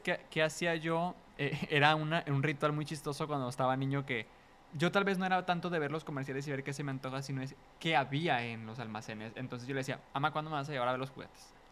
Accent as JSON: {"language": "Spanish", "country": "Mexico", "said": "como mexicanos la vemos"}